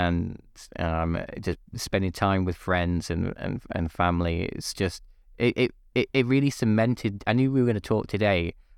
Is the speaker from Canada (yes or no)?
no; North West England, United Kingdom; So my wife's from London, I'm from the Northwest.